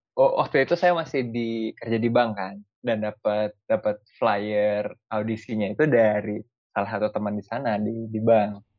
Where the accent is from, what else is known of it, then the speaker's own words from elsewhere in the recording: Indonesia; moved away; saya datang dari Indonesia kan kita mayoritas Muslim